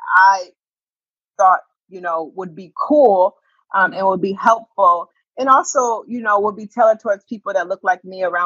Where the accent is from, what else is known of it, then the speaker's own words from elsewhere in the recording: Springfield, Massachusetts, United States; moved away as an adult; also born or lived in Washington, District of Columbia, United States; I grew up in Springfield, Massachusetts